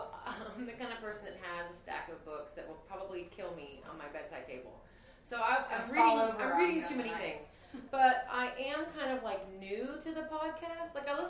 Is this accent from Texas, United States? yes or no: yes; Houston, Texas, United States; And it was not, I was from Houston.